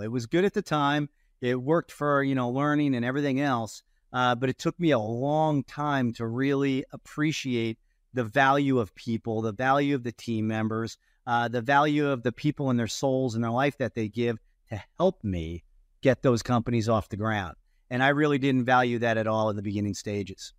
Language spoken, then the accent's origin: English; Ohio, United States; growing up in Ohio